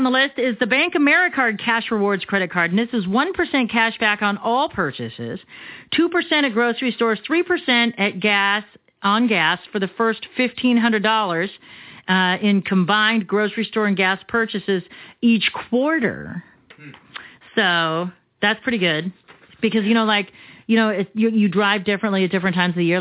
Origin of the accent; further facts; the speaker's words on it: Arizona, United States; I'm born and bred here in Arizona